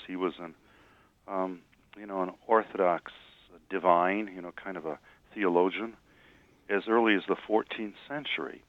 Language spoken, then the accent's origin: English; Detroit, Michigan, United States; I grew up in Detroit, which is a city in which you're as apt to see a mosque as a Baptist church